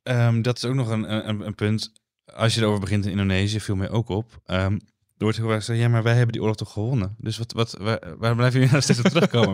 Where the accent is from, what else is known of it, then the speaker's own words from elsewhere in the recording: Netherlands; als Nederlanders